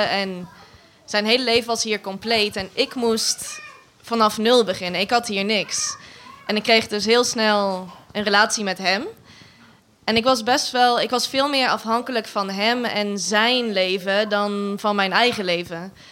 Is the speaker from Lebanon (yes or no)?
yes; Lebanon; now in Netherlands; Ik ben opgegroeid in Libanon. En tien jaar geleden ben ik naar Nederland gekomen. alleen, en mijn ouders zijn nog in Libanon.